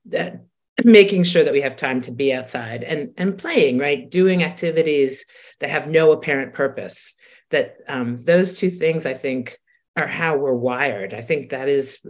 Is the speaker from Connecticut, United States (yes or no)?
no; Washington, District of Columbia, United States; being a kid growing up in Washington, D.C.